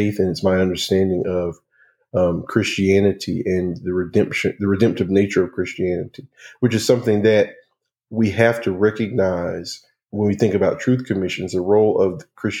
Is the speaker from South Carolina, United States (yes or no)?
no; North Carolina, United States; growing up in North Carolina